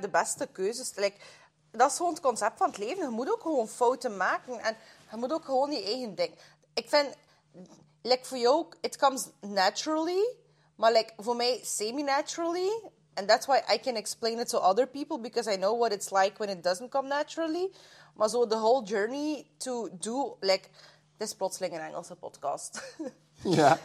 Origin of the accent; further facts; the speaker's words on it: Russia; moved away; als Russische vrouw, als immigrant